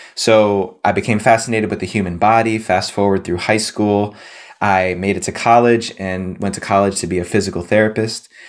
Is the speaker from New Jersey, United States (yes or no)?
yes; New Jersey, United States; I grew up on the East Coast in New Jersey, just outside the suburbs of New York City